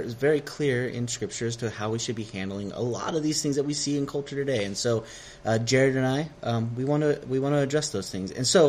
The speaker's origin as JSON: {"language": "English", "region": "Southern California", "country": "United States", "also_born_or_lived": "West Virginia", "moved": "as an adult", "lives_now": "Elkins, United States", "said": "I am Mexican, Hispanic, whatever, from Southern California. I moved to West Virginia in 2003."}